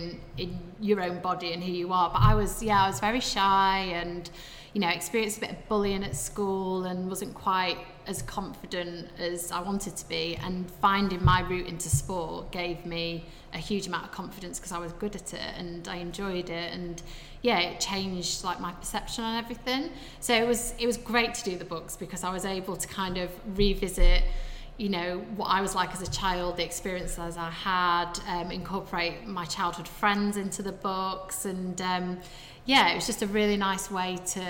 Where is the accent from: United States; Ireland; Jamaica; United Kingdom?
United Kingdom; Sheffield, Yorkshire and the Humber; I obviously grew up in Sheffield